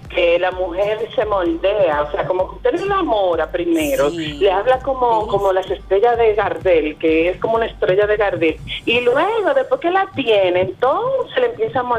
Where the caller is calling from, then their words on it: New Jersey, United States; De New Jersey.